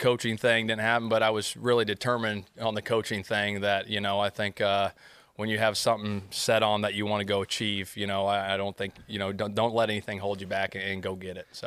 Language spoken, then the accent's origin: English; outskirts of Sacramento, California, United States; moved away as an adult; now in Indianapolis, United States; I grew up on the outskirts of Sacramento, probably about forty-five minutes, um, I would say, east of Sac